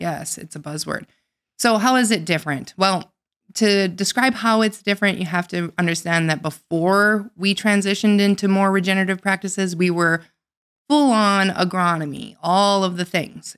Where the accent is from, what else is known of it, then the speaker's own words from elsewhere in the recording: North Dakota, United States; I grew up in North Dakota, but not on a farm.